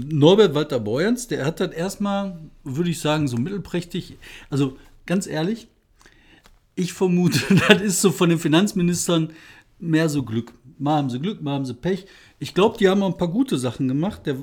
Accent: Bottrop, North Rhine-Westphalia, Germany; in meiner Heimatstadt. Bottrop.

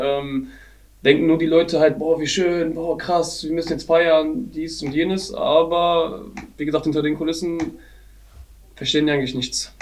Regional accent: Germany; bei uns in Deutschland

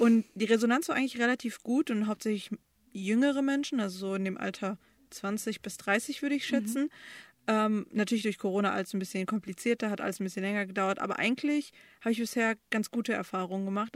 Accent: Bochum, North Rhine-Westphalia, Germany; also born or lived in Romania / Düsseldorf / Erkrath; now in Dortmund, Germany; von Erkrath sind wir nach Bochum gezogen. Und da habe ich die meiste Zeit verbracht

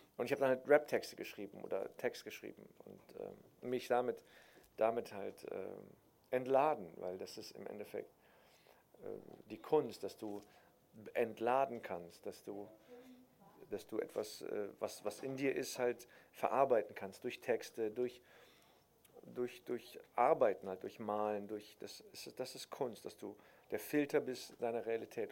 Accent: Cologne, North Rhine-Westphalia, Germany; also born or lived in Berlin; wenn du halt in, in Köln-Nippes geboren wirst

